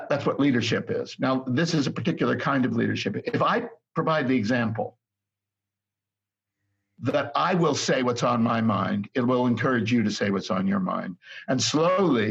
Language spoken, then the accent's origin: English; United States; moved away as an adult; also born or lived in United Kingdom; I'm an American, so, and I, even though I lived in Britain for 30 years